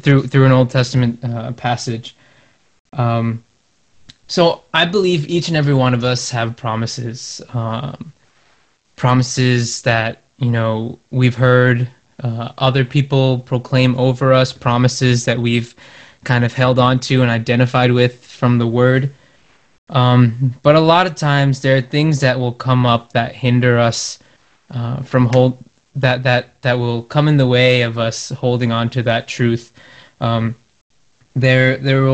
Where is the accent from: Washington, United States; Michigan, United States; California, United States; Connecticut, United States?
Connecticut, United States; I'm from Connecticut